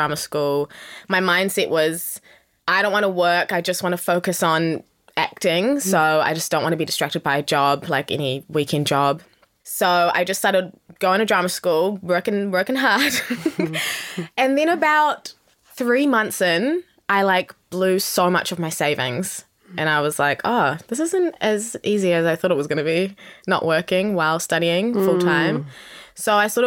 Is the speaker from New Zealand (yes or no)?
yes; Wellington, New Zealand; also born or lived in South Africa; now in Auckland, New Zealand; I am originally from South Africa. Both my parents are South African. And I moved to New Zealand when I was 8 years old, so a very long time ago. Mm. And I lived in Wellington, so I'm technically from Wellington